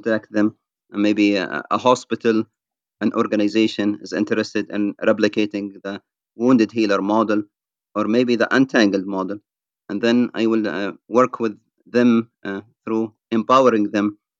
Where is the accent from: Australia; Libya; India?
Libya; moved away as an adult; also born or lived in United Kingdom; now in United States; I ended up leaving my home country, Libya, in the year 1999, and living as an asylum seeker in the United Kingdom before coming to the United States in 2002.